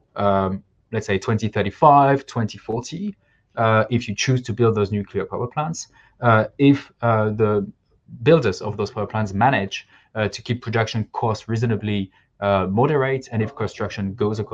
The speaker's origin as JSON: {"language": "English", "region": "Normandy", "country": "France", "tie": "born or raised there", "said": "So I was born and raised in Normandy in the northwest of France, close to a place where there are nuclear reactors, Flamanville."}